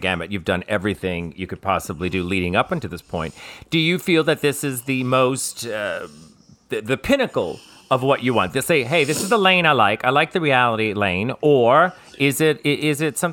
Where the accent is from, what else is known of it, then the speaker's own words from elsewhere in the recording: New Orleans, Louisiana, United States; my hometown, New Orleans